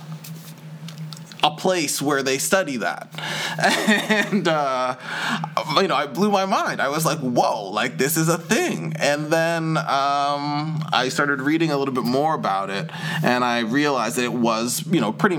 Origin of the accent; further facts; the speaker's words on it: Toronto, Ontario, Canada; accent: Canadian; moved away as an adult; also born or lived in Ottawa, Canada; now in London, United Kingdom; Growing up in Toronto